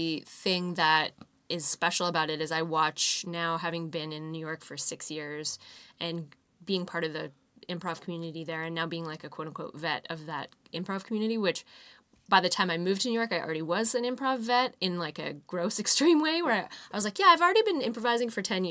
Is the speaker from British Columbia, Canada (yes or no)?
yes; Fernie, British Columbia, Canada; born or raised there